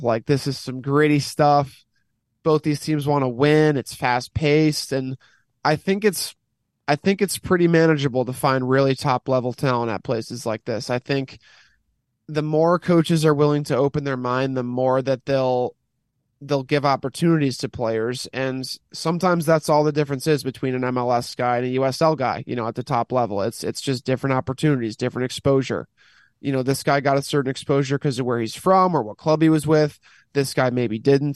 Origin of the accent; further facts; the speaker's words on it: United States; as an American